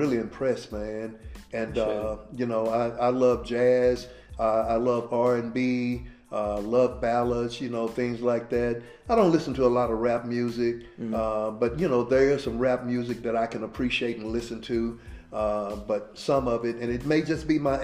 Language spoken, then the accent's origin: English; Dallas, Texas, United States; a neighborhood where I grew up in Oak Cliff.